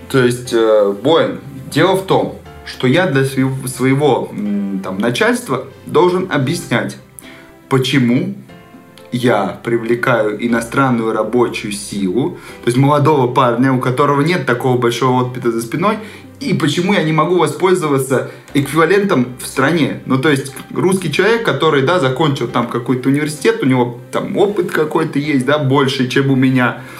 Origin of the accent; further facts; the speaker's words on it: Serbia; Ты откуда? Я из Сербии.